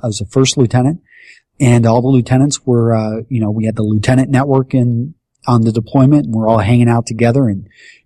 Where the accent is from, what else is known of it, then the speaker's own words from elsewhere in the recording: Texas, United States; moved away as an adult; also born or lived in Iowa; growing up in Texas